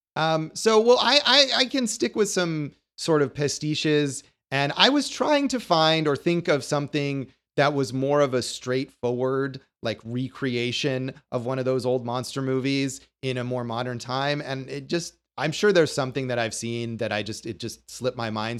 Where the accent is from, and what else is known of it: Las Vegas, Nevada, United States; born or raised there